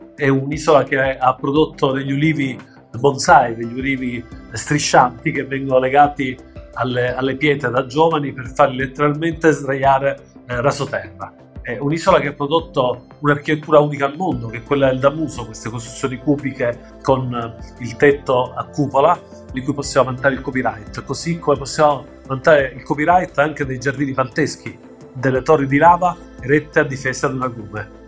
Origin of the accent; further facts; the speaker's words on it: Pantelleria, Sicily, Italy; il nostro dialetto, pur essendosi eh, sicilianizzato negli ultimi secoli, è ancora un pacchetto di arcaismi